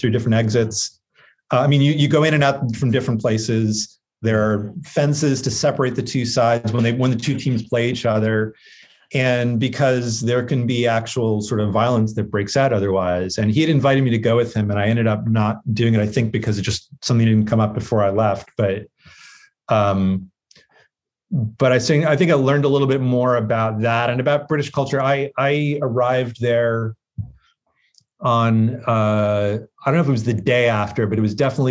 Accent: Vermont, United States; I grew up in Vermont

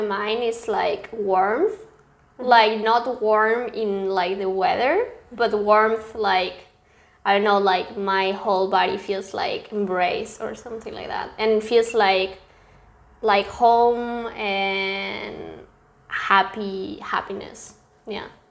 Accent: Córdoba, Argentina; English is a second language; moved away as an adult; also born or lived in San Luis, Argentina; now in Germany; I was born in San Luis. That is a very, very small city in Argentina, but I lived my whole life in Cordoba

